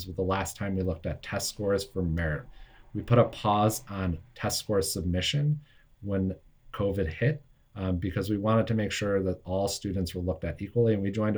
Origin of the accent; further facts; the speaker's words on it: United States; I only live about 20 miles from Manhattan